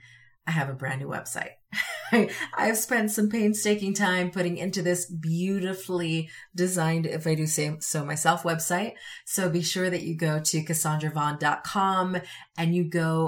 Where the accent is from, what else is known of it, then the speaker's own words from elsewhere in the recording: Connecticut, United States; also born or lived in Utah; now in Wyoming, United States; growing up in Connecticut